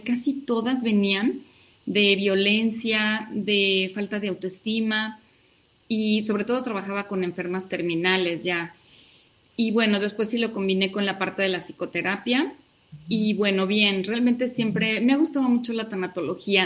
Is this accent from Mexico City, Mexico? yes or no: yes; Mexico City, Mexico; also born or lived in Hidalgo; mi familia es de Hidalgo, yo ya nací acá en la Ciudad de México